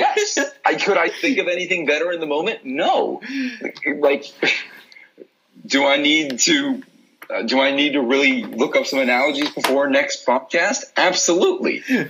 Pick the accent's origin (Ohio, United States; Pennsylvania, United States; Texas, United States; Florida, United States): Florida, United States; I'm from Florida.